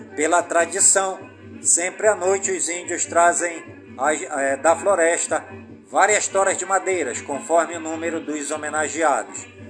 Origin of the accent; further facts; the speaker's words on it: Careiro da Várzea, Amazonas, Brazil; also born or lived in Manaus; Careiro da Várzea, minha cidade natal.